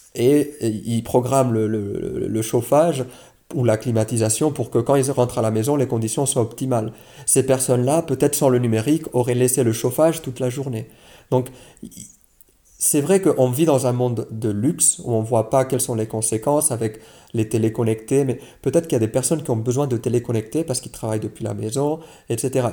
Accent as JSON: {"language": "French", "country": "Switzerland", "said": "chez nous en Suisse"}